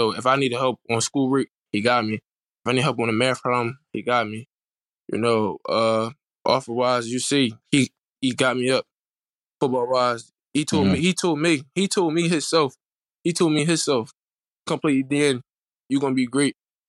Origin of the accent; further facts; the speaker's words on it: Philadelphia, Pennsylvania, United States; growing up in Philadelphia